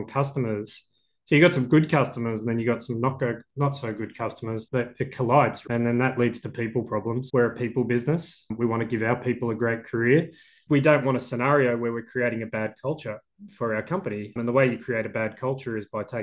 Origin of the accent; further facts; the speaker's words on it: Australia; I'm Australian